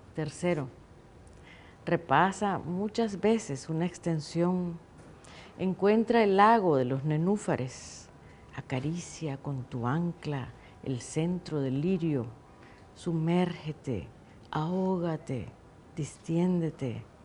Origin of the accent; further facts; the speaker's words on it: Nicaragua; moved away as an adult; also born or lived in California, United States; los nicaragüenses nos dividimos